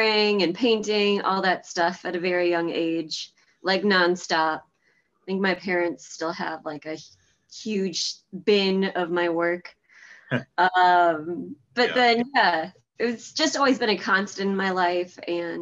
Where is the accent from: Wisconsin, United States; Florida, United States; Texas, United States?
Wisconsin, United States; Whitefish Bay; also born or lived in Milwaukee; I grew up in Whitefish Bay, just 15 minutes north from here.